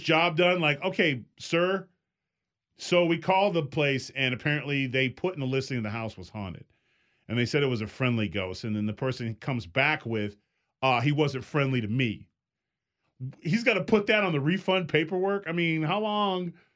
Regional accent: California, United States; I'm from California

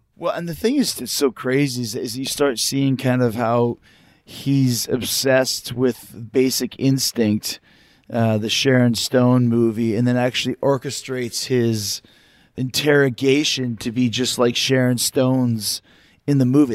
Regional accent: Canada; moved away; I'm from Canada, and I wasn't living there at the time

